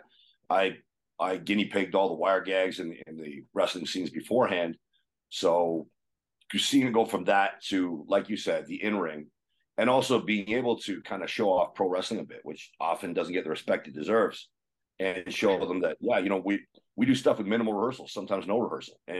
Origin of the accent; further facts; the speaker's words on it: Kitchener, Ontario, Canada; moved away as an adult; also born or lived in Calgary, Alberta; Kitchener, Ontario, my hometown